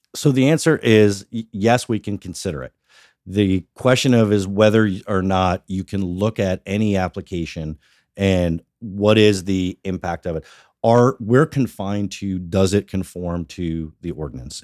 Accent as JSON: {"language": "English", "town": "Sparta", "region": "New Jersey", "country": "United States", "tie": "born or raised there", "also_born_or_lived": "Washington, D.C. / Northern Virginia / South Florida", "said": "I grew up in Sparta, so born and bred in Sparta, spent most of, uh, our, my life and, uh, certainly my childhood."}